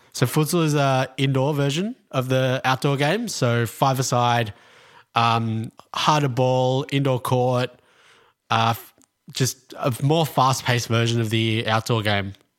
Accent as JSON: {"language": "English", "town": "Melbourne", "region": "Victoria", "country": "Australia", "tie": "born or raised there", "said": "born here, lived in basically in in a North Melbourne my whole life"}